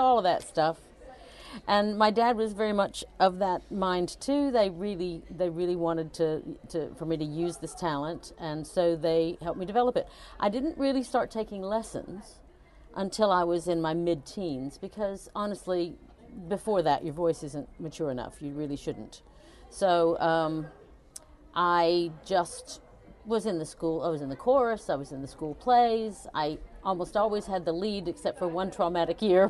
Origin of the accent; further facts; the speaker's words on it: Chattanooga, Tennessee, United States; moved away as an adult; also born or lived in Virginia; now in United Kingdom; I grew up in the South. I was born in Virginia, but most of my childhood was spent in Chattanooga, Tennessee